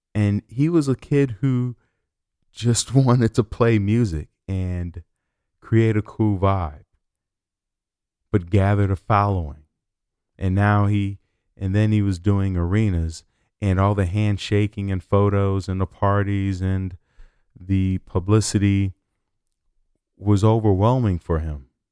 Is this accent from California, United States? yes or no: no; Chicago, Illinois, United States; moved away; I'm from Chicago